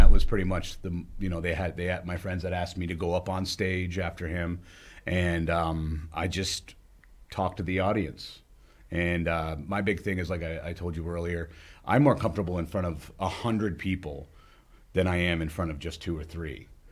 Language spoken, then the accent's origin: English; Charlestown, New Hampshire, United States; now in Bellows Falls, United States; growing up in Charlestown